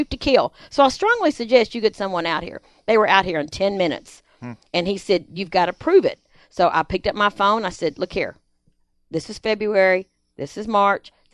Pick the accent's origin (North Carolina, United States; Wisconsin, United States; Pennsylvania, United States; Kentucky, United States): Kentucky, United States; Sweeden; we have two E's, Sweden, Kentucky